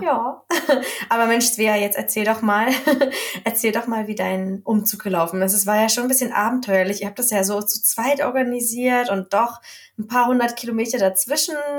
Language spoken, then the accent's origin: German; Germany; accent: hard German; now in Sweden; mein Schwedisch mit meinem harten deutschen Akzent